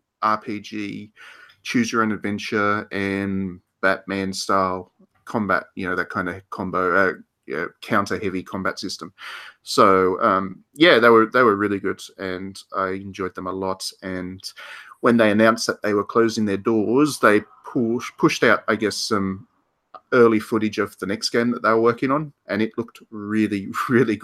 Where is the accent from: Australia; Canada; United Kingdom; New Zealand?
Australia